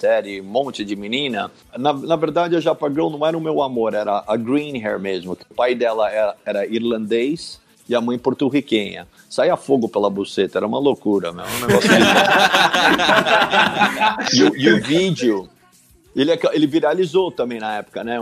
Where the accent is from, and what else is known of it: Brazil; born or raised there; first language English; Portuguese is a second language; also born or lived in Michigan, United States / Stanford, California, United States